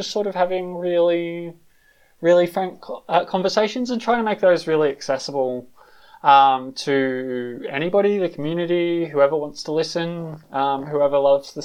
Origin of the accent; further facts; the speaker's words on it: Australia; moved away as an adult; also born or lived in London; now in Berlin, Germany; I'm originally from Australia, lived in London for like 5 years where I came out. Now I'm living in Berlin